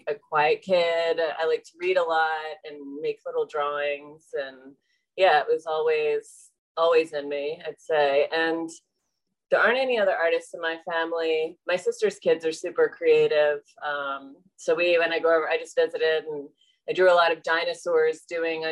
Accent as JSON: {"language": "English", "town": "Catonsville", "region": "Maryland", "country": "United States", "tie": "born or raised there", "also_born_or_lived": "Baltimore", "said": "I am from Baltimore. I was born here. I grew up in Catonsville, and then I've been in Baltimore City for 21 years"}